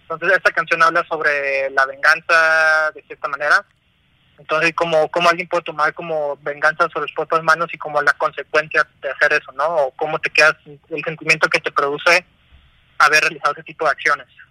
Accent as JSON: {"language": "Spanish", "town": "Tijuana", "region": "Baja California", "country": "Mexico", "moved": "as an adult", "lives_now": "Mexico City, Mexico", "said": "Vivimos en la Ciudad de México. Somos de Tijuana"}